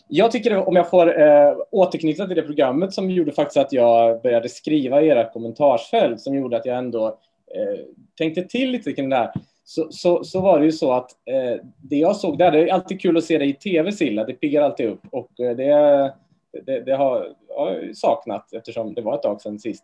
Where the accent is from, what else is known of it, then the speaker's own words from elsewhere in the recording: Trollhättan, Västra Götaland, Sweden; moved away; jag är från Trollhättan från början